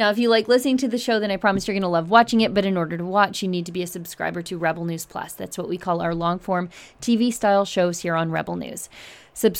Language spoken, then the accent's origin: English; Alberta, Canada; as a Canadian and as an Albertan